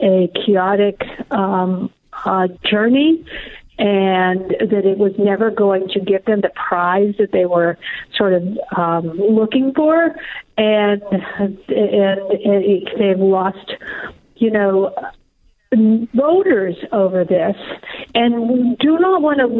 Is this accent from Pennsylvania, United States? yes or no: yes; Pennsylvania, United States; born or raised there